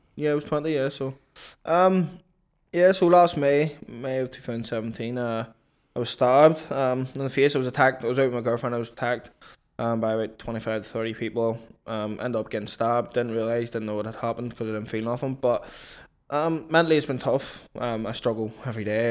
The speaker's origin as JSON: {"language": "English", "town": "Belfast", "region": "Northern Ireland", "country": "United Kingdom", "tie": "born or raised there", "moved": "as an adult", "lives_now": "London, United Kingdom"}